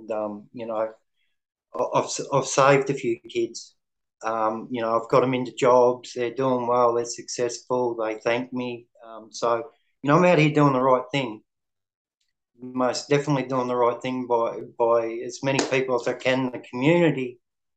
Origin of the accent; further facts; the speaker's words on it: Melbourne, Victoria, Australia; I come from Melbourne, Victoria.